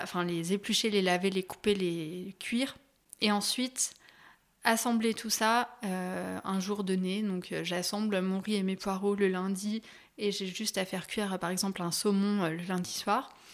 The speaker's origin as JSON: {"language": "French", "town": "Annecy", "region": "Auvergne-Rhône-Alpes", "country": "France", "tie": "born or raised there", "said": "grandi donc à Annecy, euh, je vis encore ici"}